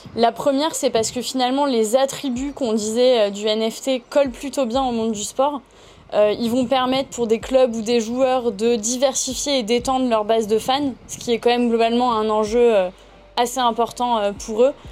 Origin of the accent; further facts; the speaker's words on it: Toulon, Provence-Alpes-Côte d'Azur, France; j'ai eu la chance d'évoluer dans le sud euh, puisque je viens de Toulon